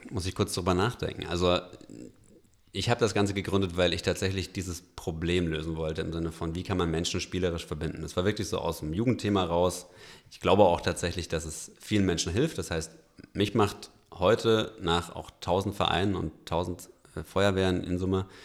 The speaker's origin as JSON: {"language": "German", "region": "Bavaria", "country": "Germany", "said": "Ich komme aus Franken, da ist das alles noch ein bisschen kleiner"}